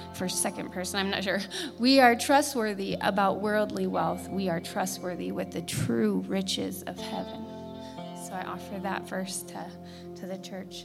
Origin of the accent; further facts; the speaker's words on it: Littleton, Colorado, United States; now in Colorado Springs, United States; I'm a student from Columbine and a survivor